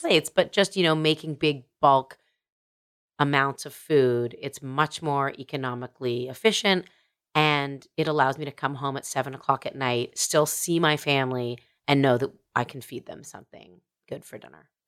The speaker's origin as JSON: {"language": "English", "country": "Canada", "said": "I'm a Canadian"}